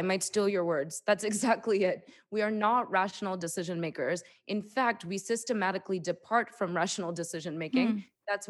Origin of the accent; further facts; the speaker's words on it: New York, United States; And then I went to Columbia University. I'm from New York.